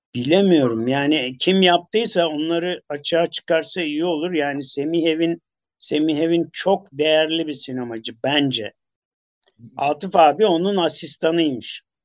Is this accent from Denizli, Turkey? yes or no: no; Istanbul, Turkey; Kadıköylü olduğum için bir de Çamlıca'yı, Acıbadem'i falan bilirim. Yel Değirmeni'nde e, benim çocukluğum geçti.